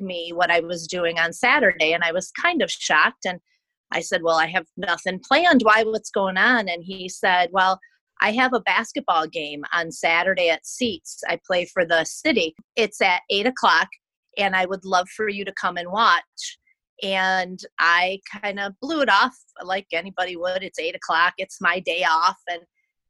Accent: Romulus, Michigan, United States; also born or lived in Southgate, Michigan / Riverview, Michigan; I grew up in Romulus, right off the end of a runway

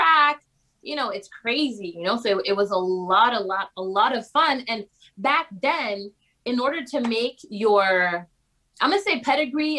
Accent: Laval, Quebec, Canada; also born or lived in Rosemère, Quebec; I'm from Laval. I went to school in Rosemere, which is even more north

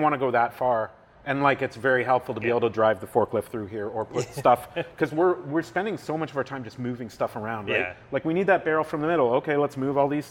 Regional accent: Southern Ontario, Canada; now in Ottawa, Canada; I grew up in Southern Ontario

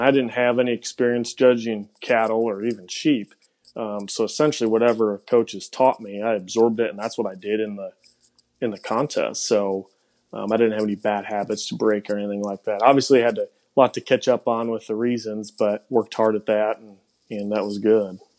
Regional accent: Cedarburg, Wisconsin, United States; accent: Wisconsin; moved away; originally from Cedarburg, Wisconsin

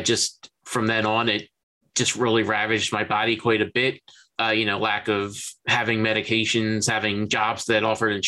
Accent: Philadelphia, Pennsylvania, United States; now in New Jersey, United States; I was born in Chestnut Hill Hospital in Philadelphia. I grew up and I've lived my entire life within about 25, 30 miles of the city of Philadelphia

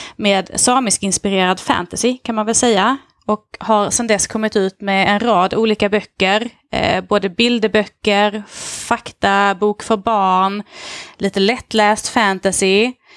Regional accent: Lund, Skåne, Sweden; Jag kommer från Lund, eller bor egentligen strax utanför på landet

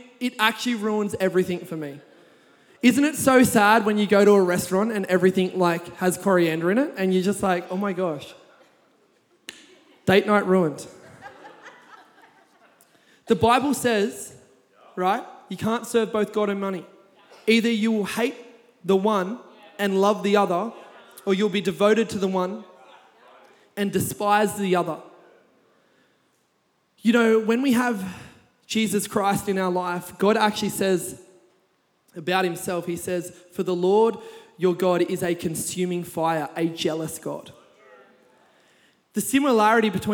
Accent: Kurnell, New South Wales, Australia; I grew up in Kurnell.

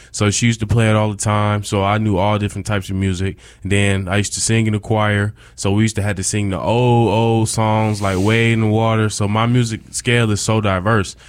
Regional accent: Rochester, New York, United States; I'm from Rochester, New York. upstate New York.

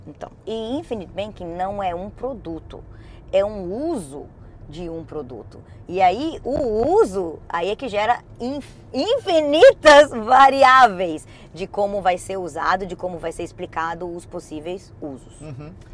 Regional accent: Brazil; now in United States; a gente tem, como brasileiro

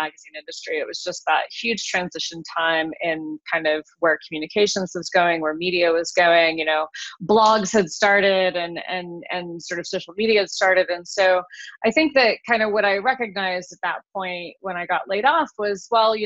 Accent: Wyoming, United States; moved away as an adult; now in Colorado, United States; I'm from Wyoming originally. Grew up in a small town in Wyoming and moved to Colorado about 25 years ago for college.

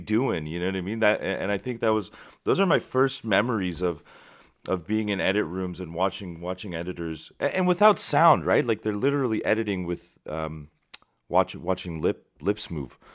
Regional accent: Shiraz, Fars, Iran; moved away; my hometown of Shiraz

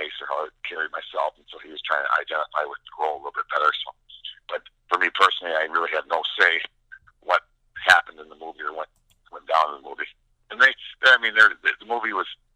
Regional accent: Minnesota, United States; I'm from Minnesota. I played for the University of Minnesota Gophers.

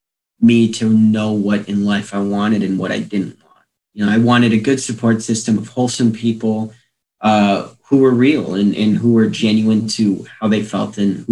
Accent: La Crosse, Wisconsin, United States; born there; I've lived in almost every city in a bigger city in the state at this point. I was born in La Crosse originally, and we just kind of moved around a lot.

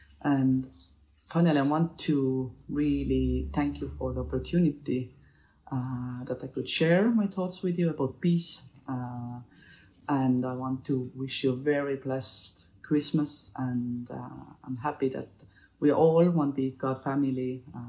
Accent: Estonia

